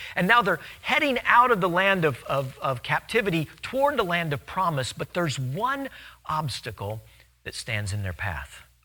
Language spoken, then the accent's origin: English; Louisiana, United States; In Louisiana, we have a ton of them.